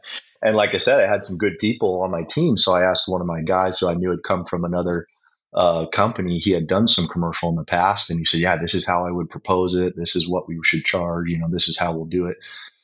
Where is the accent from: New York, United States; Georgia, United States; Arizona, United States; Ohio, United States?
Arizona, United States; Flagstaff; I was born and raised in Flagstaff, Arizona.